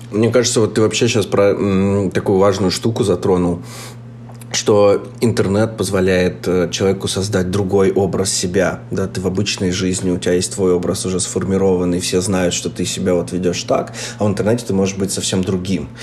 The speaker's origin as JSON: {"language": "Russian", "town": "Chelyabinsk", "region": "Chelyabinsk Oblast", "country": "Russia", "tie": "born or raised there", "moved": "as an adult", "said": "Я сегодня записываюсь из Челябинска, где я вырос"}